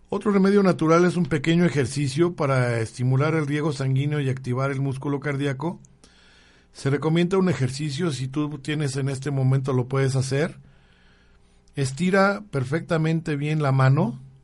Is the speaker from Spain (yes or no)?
no; Mexico